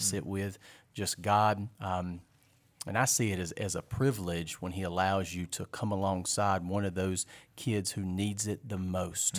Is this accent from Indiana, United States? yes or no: no; Fort Mill, South Carolina, United States; I was raised here in Fort Mill